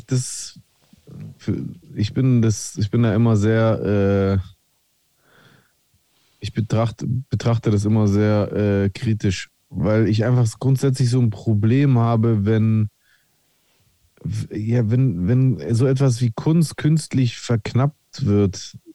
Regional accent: Frankfurt, Hesse, Germany; Hand drunter, ich bin Frankfurter.

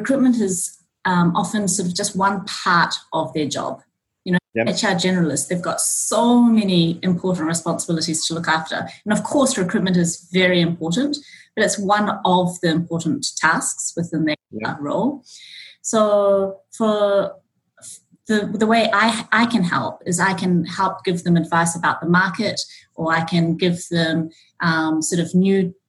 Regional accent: New Zealand; born or raised there; moved away as an adult; also born or lived in Auckland, New Zealand; now in Japan

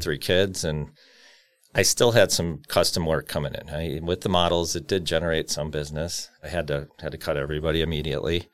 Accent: Cudahy, Wisconsin, United States; also born or lived in San Bernardino, California; I grew up in Cudahy

